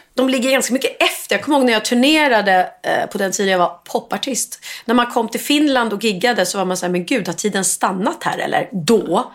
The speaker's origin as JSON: {"language": "Swedish", "town": "Gustavsberg", "region": "Stockholm County", "country": "Sweden", "tie": "born or raised there", "said": "jag är då uppvuxen eh, på Värmdö och gick i skola i Gustavsberg"}